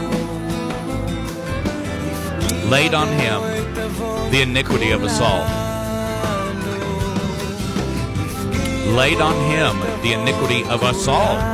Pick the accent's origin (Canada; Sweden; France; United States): United States; I'm American